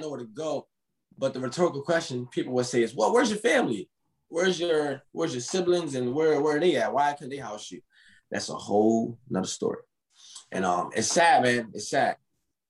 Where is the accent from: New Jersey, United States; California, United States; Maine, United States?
New Jersey, United States; Camden; I'm from Camden, New Jersey